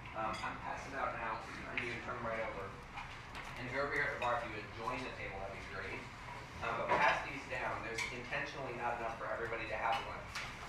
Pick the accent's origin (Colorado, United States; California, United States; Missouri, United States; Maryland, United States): Colorado, United States; Denver; also born or lived in San Diego / Washington, D.C.; now in St. Louis, United States; I grew up in Denver, and then I moved to San Diego.